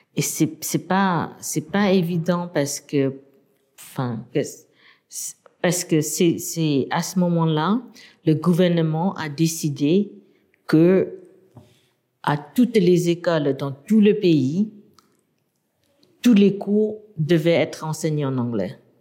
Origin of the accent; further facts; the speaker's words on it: Yangon, Yangon Region, Myanmar; French is a second language; moved away as an adult; also born or lived in United States; now in France; j'ai grandi à Rangoon